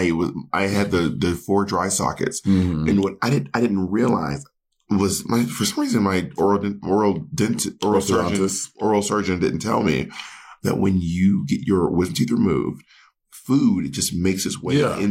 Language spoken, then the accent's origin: English; Columbus, Georgia, United States; now in Los Angeles, United States; I grew up in Columbus, Georgia